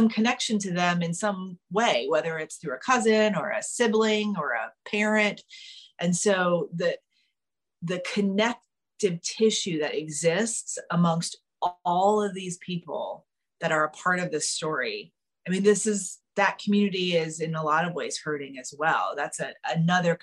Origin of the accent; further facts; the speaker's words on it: South Carolina, United States; moved away as an adult; now in New York, United States; as kids growing up in South Carolina, we all spent time on boats.